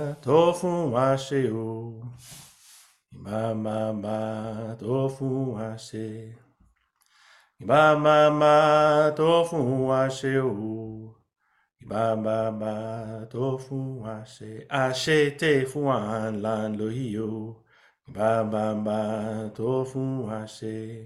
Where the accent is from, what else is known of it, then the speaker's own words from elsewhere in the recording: Boston, Massachusetts, United States; now in New Haven, United States; I'm originally from Boston, it's where I was born. And then my dad was doing some organizing and came down here, and we followed. We're here for about a year or so, and then went back to Boston.